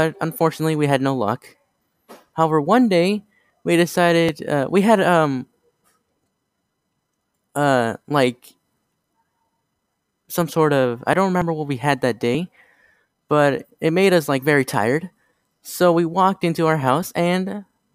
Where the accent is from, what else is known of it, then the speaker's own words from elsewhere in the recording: New York City, New York, United States; also born or lived in Adirondacks, New York; I was born in New York City